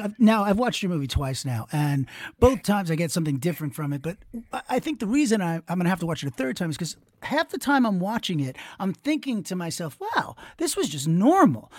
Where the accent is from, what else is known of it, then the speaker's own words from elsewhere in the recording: Long Island, New York, United States; I'm from Long Island